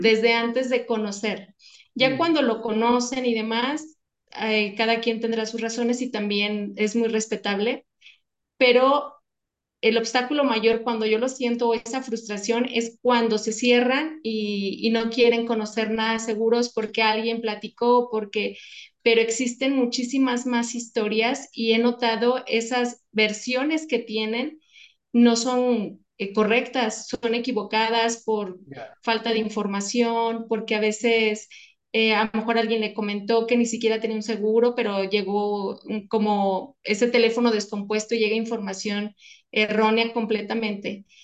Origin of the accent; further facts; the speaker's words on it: León, Guanajuato, Mexico; somos de aquí de León, entonces es la parte de calzado